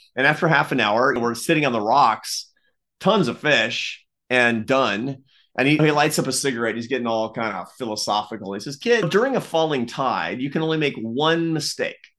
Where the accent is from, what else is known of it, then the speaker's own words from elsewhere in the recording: Seattle, Washington, United States; I grew up in the Pacific Northwest in Seattle